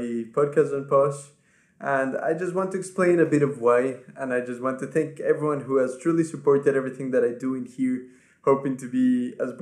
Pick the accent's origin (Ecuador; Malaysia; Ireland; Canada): Ecuador; first language Spanish; English is a second language; now in England, United Kingdom; my family back home lives in Ecuador. That's where I'm from. My first language is Spanish. That's where I was born and raised